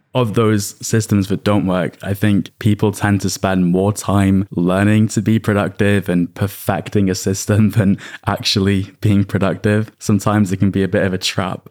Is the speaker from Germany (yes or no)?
no; United Kingdom; I'm British